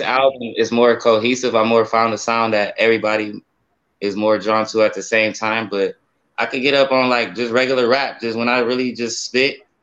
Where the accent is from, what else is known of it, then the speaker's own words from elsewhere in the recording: Akron, Ohio, United States; also born or lived in Spain; I'm, I'm, from Akron, Ohio. I was born in Spain. I'm a Navy baby, but okay. I came over here. I came over here when I was one years old, and I've been, you know, I'm saying, from the east side of Akron all my life